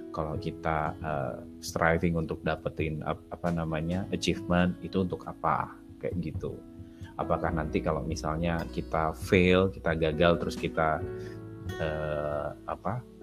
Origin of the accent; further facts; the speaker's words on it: Denpasar, Bali, Indonesia; Denpasar. Sekolah swasta yang paling bagus di situ, paling mahal.